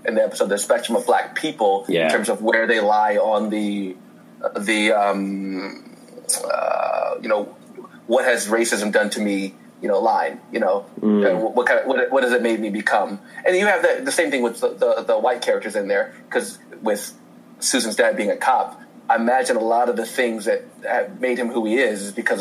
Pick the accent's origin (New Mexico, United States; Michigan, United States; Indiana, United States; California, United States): Indiana, United States; moved away as an adult; now in Los Angeles, United States; I grew up in Indiana, so there's not a lot of riots.